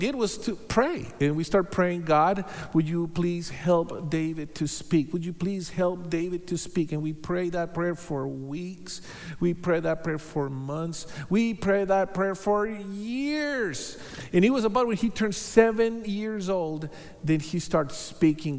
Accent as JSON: {"language": "English", "region": "Bogotá", "country": "Colombia", "tie": "born or raised there", "also_born_or_lived": "Hawaii", "moved": "as an adult", "lives_now": "United States", "said": "So we are both from Bogota, Colombia. So we are Colombianos. So we met there. We were born there. We were raised there. And we moved to the U.S. Several years ago"}